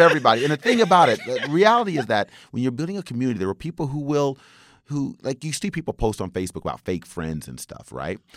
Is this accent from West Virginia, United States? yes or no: yes; West Virginia, United States; now in Japan; growing up in West Virginia